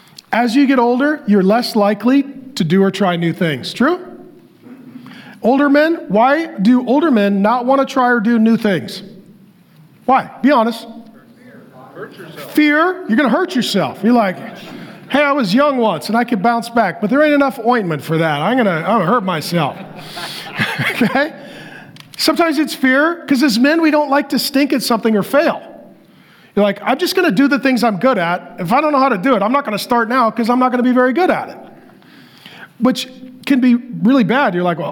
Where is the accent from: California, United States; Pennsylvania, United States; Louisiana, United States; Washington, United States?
Washington, United States; Seattle; also born or lived in North Dakota; now in Arizona, United States; And so I was born in North Dakota. My dad moved to Seattle for construction. He was a drywaller. So we moved. I moved my family to Arizona.